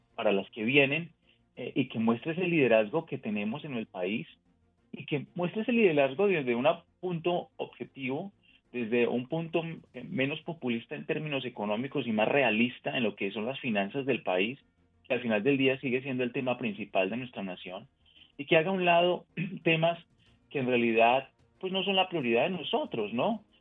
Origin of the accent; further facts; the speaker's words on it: Colombia; now in United States; nací en otro país, nací en Colombia en este caso, y sigo pendiente de lo que pasa en mi país de origen